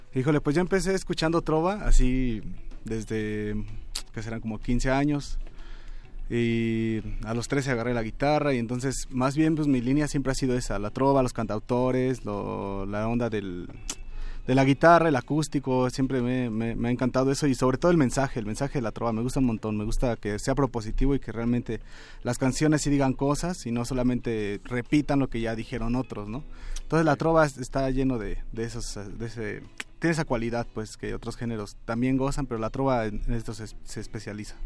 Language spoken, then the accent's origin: Spanish; Ixtapaluca, State of Mexico, Mexico; yo soy de la zona oriente de la ciudad. Este, pues, bueno, no de la ciudad, ya del estado, pues, de Ixtapaluca